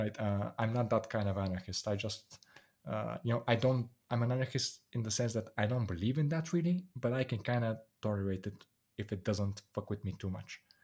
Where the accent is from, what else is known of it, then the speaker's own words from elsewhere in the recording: Bulgaria; moved away as an adult; I'm from Bulgaria